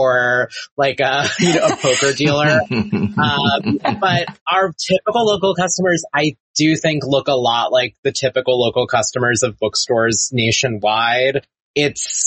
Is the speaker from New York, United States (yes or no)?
yes; Long Island, New York, United States; now in Las Vegas, United States; I grew up on Long Island